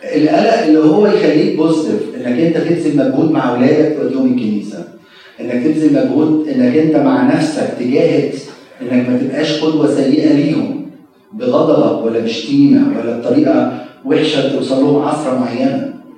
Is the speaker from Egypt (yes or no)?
yes; Egypt; also born or lived in Maryland, United States; now in United States; كخدام مصريين